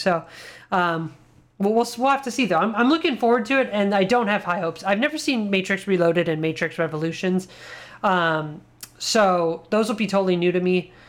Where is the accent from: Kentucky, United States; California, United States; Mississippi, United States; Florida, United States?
California, United States; Mission Viejo; I remember growing up in Mission Viejo, California, in Irvine, which was right next to Mission Viejo at the Irvine Spectrum.